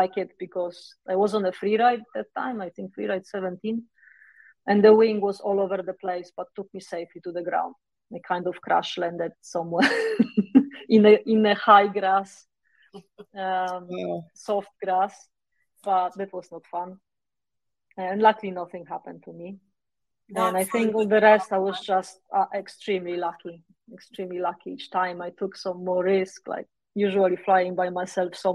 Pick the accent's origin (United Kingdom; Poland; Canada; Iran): Poland; moved away as an adult; also born or lived in Warsaw, Poland; I moved away from Poland in 2010 or something like